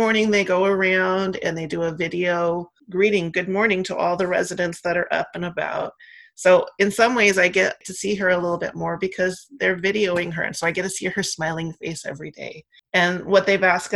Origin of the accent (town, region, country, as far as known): Oregon, United States; born or raised there; also born or lived in San Francisco, California